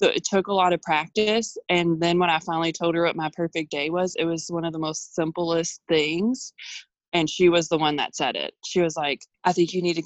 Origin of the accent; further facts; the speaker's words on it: Louisville, Kentucky, United States; moved away as an adult; I'm originally from Louisville, Kentucky.